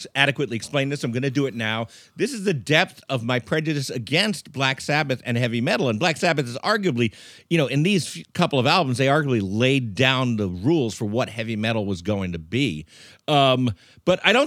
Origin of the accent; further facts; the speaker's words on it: Long Island, New York, United States; I grew up on Long Island in the 80s, which is not a cool place to grow up, but it's a place.